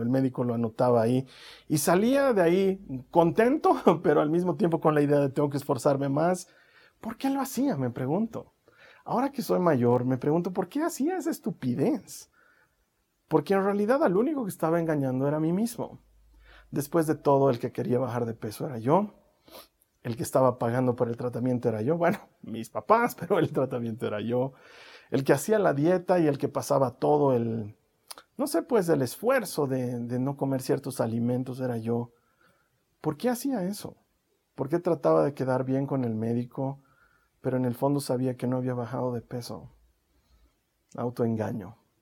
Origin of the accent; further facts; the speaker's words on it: Bolivia; he nacido en Bolivia